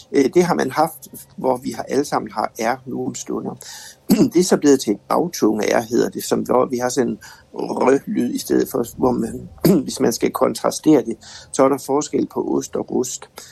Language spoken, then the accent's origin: Danish; West Jutland, Denmark; vi er fra Vestjylland alle sammen